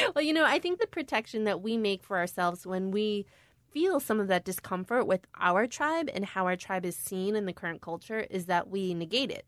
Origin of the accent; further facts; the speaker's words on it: Skokie, Illinois, United States; I'm Korean-American, and I was born in Skokie, Illinois